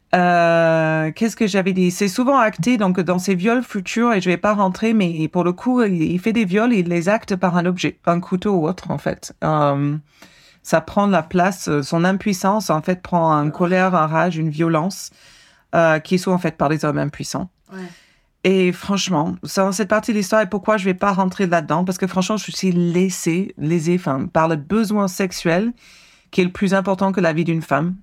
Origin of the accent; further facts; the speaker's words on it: United States; moved away; je suis américaine